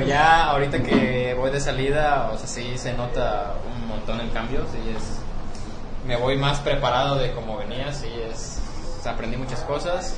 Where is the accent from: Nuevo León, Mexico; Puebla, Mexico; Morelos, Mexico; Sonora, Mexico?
Morelos, Mexico; moved away as an adult; now in Guadalajara, Mexico; he vivido toda mis 21 años en Morelos.